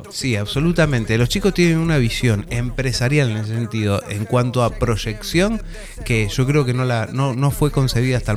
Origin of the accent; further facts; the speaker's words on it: Argentina; somos argentinos.